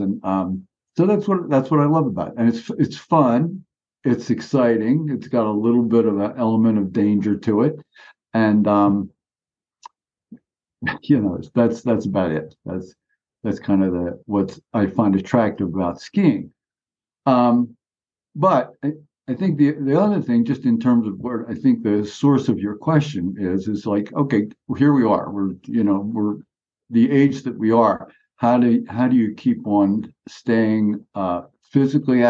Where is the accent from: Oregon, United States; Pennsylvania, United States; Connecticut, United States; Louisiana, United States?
Pennsylvania, United States; Philadelphia; moved away; I grew up in Philadelphia